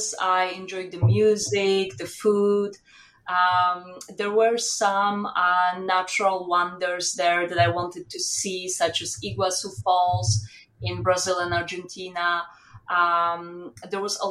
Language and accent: English; southeast Poland, Poland; moved away as an adult; also born or lived in Warsaw, Poland / France; I grew up in Poland. I was born in Poland and I lived in Southeast Poland, which is close to the border with Ukraine.